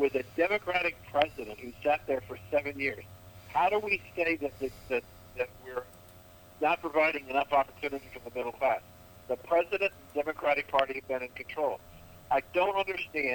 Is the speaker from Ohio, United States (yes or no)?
yes; Ohio, United States; I grew up in Ohio